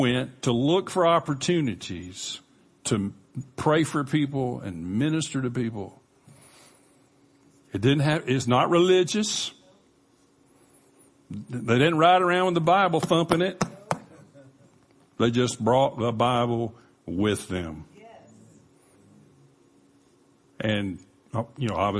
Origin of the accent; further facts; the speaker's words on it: Panama City, Florida, United States; we grew up in Panama City, near Panama City Beach